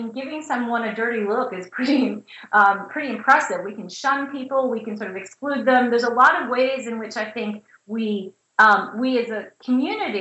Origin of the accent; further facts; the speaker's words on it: St. Louis, Missouri, United States; moved away as an adult; also born or lived in Indiana / North Carolina; I'm a Midwesterner. I grew up in St. Louis and went to college in Indiana.